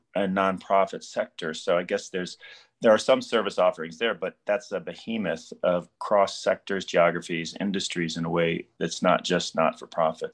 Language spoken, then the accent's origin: English; Midwest, United States; I'm also a Midwesterner